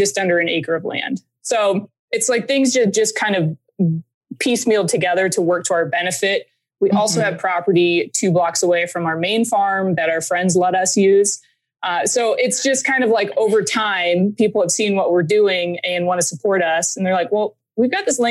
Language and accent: English; Des Moines, Iowa, United States; also born or lived in Colorado; I grew up here in Des Moines